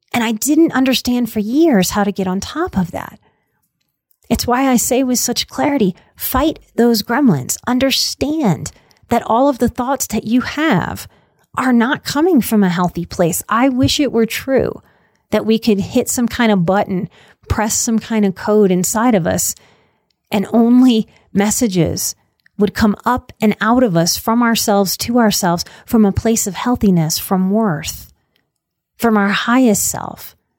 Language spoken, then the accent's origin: English; New Orleans, Louisiana, United States; born or raised there